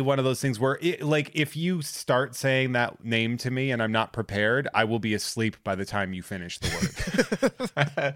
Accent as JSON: {"language": "English", "region": "New England", "country": "United States", "said": "I'm from New England"}